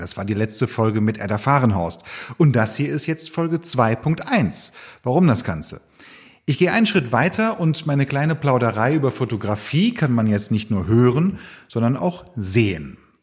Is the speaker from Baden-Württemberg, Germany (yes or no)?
no; Cologne, North Rhine-Westphalia, Germany; ich komme ja aus Köln